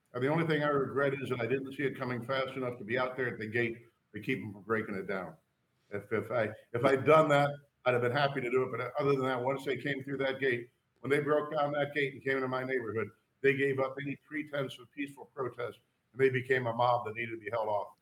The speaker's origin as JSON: {"language": "English", "town": "St. Louis", "region": "Missouri", "country": "United States", "tie": "born or raised there", "said": "I grew up in Saint Louis"}